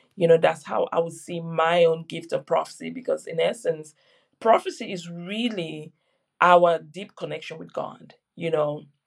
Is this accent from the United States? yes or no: no; Cameroon; now in Surrey, United Kingdom; I was born in Cameroon